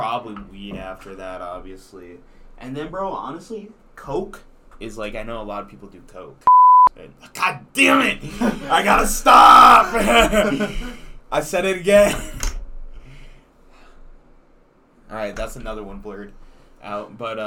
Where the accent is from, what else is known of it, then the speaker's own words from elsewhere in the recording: Nebraska, United States; moved away; Nebraska, which is where I was born